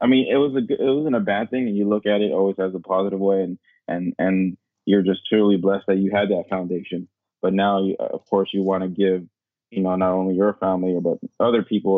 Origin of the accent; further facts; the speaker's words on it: Daly City, California, United States; I was born and raised in Daly City